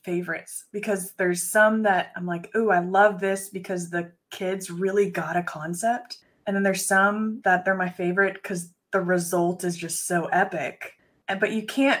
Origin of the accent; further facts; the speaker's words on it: Texas, United States; the Food Truck Championship of Texas, which happens to be in my hometown.